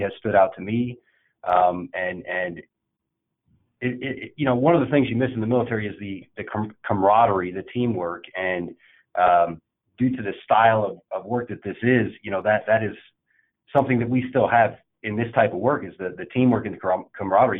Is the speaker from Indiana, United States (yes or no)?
yes; Indiana, United States; I was born and raised in Indiana